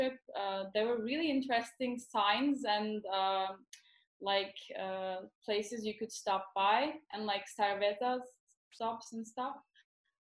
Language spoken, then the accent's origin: English; Istanbul, Turkey; also born or lived in New York, United States / London, United Kingdom; I was born in New York and I lived all my life mostly in Istanbul.